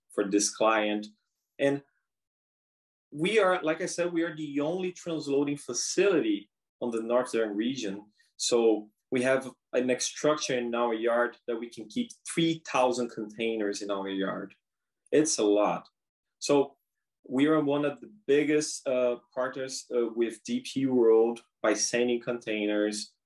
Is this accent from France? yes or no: no; São Paulo, Brazil; moved away as an adult; now in Prince Rupert, Canada; I'm from Brazil. Uh, I'm from São Paulo, Brazil. I came to Rupert in April 21, and I came straight from Brazil